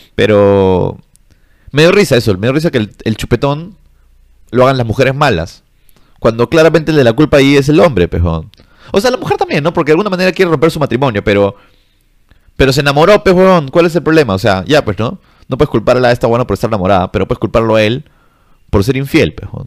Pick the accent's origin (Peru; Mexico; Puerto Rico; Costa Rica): Peru; los peruanos estamos en, el intermedio